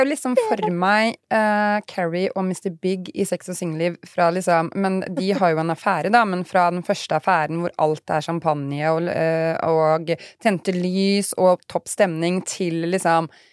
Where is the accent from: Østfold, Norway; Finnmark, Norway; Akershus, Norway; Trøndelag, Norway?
Østfold, Norway; Fredrikstad; now in Sarpsborg, Norway; jeg dro fra Fredrikstad til Sarpsborg